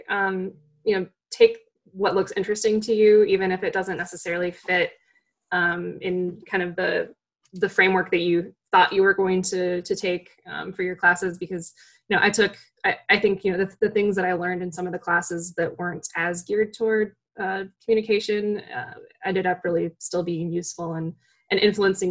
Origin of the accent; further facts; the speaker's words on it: Wisconsin, United States; my home state